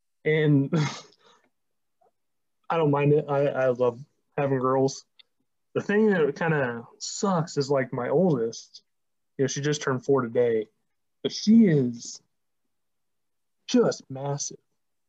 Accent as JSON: {"language": "English", "region": "the South", "country": "United States", "moved": "yes", "said": "like, I'm originally from the South. Now, while I spent most of my life up here"}